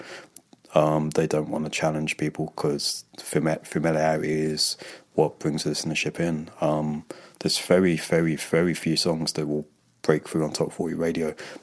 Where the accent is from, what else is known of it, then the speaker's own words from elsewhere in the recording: London, United Kingdom; moved away as an adult; now in Los Angeles, United States; I'm born and bred in London.